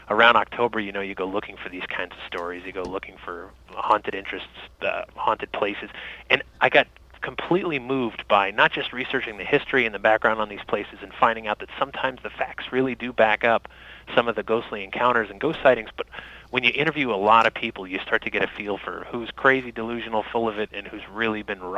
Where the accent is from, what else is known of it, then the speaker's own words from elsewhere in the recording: Massachusetts, United States; born there; I was born in Massachusetts, but I, I lived all over and came back in, in 2002